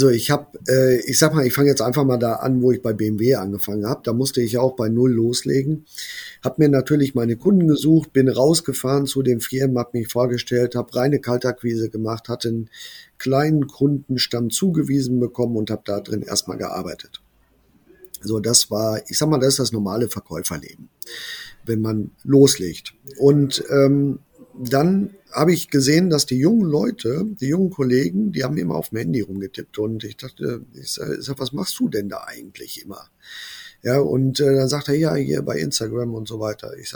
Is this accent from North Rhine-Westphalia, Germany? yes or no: yes; Brilon, North Rhine-Westphalia, Germany; ich habe dann aber gewechselt in meine Heimatstadt, hier nach Brilon. Und ähm, ja, es ist ein kleiner Ort